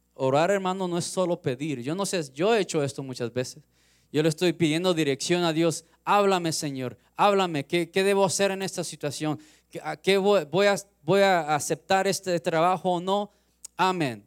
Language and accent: Spanish; Los Angeles, California, United States; Yo soy de Los Ángeles, de California, crecí 15 minutos del mar